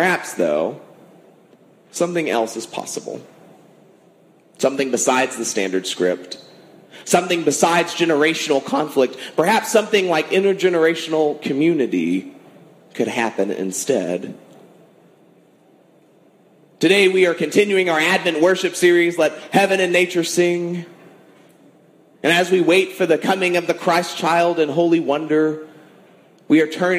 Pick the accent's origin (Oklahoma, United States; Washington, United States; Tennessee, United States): Oklahoma, United States; Ada; now in El Reno, United States; I am from Ada, Oklahoma, forwards and backwards, we're ADA